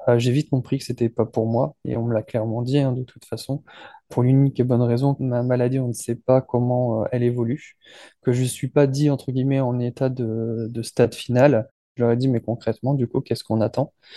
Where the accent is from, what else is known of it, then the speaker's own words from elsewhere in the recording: France; je suis français